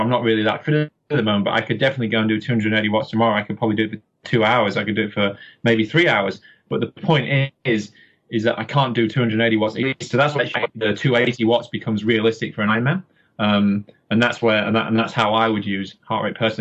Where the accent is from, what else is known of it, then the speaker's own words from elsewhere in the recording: Yorkshire and the Humber, United Kingdom; now in Auckland, New Zealand; I'm from Yorkshire in England